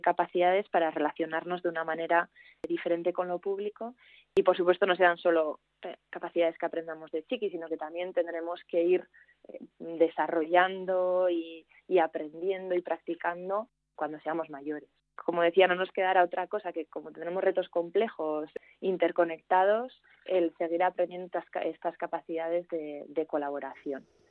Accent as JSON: {"language": "Spanish", "region": "Navarre", "country": "Spain", "also_born_or_lived": "Belgium / Germany / Madrid / Australia", "moved": "yes", "lives_now": "Bilbao, Spain", "said": "una navarra que vive en Bilbo"}